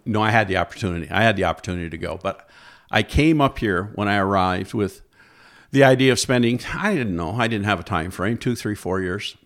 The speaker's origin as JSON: {"language": "English", "town": "Alexandria Bay", "region": "New York", "country": "United States", "tie": "born or raised there", "said": "I grew up in Alexandria Bay, New York, over on the Saint Lawrence River, uh, by Watertown"}